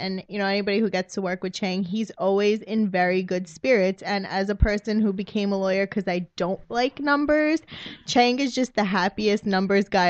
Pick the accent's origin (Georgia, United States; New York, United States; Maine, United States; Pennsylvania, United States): New York, United States; Brooklyn; first language Spanish; I grew up in Brooklyn